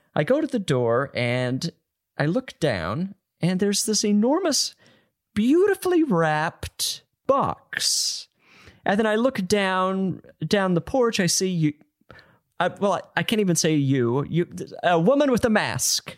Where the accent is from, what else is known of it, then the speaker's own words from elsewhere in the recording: Utah, United States; moved away; I'm from Utah